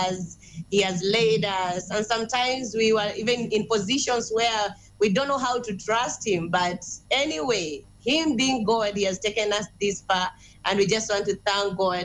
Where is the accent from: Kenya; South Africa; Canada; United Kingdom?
Kenya; Bungoma, Bungoma County; I come from Bungoma, the western part of Kenya